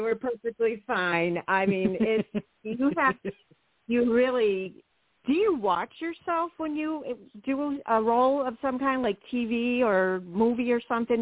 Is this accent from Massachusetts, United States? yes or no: no; Chicago, Illinois, United States; also born or lived in Westchester, Illinois; I grew up in Chicago until I was 13, and then I moved to the suburbs.